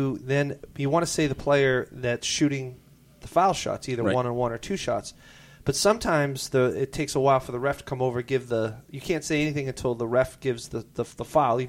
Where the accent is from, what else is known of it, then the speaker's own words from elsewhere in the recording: Portland, Maine, United States; And I grew up in Portland